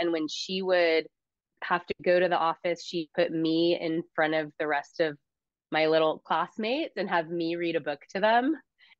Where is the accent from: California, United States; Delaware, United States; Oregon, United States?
California, United States; Huntington Beach; also born or lived in San Francisco; In Huntington Beach, California.